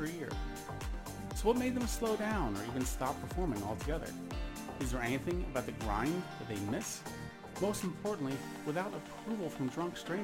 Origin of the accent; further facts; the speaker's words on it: United States; moved away as an adult; now in Sweden; I am an American living in Sweden since 2006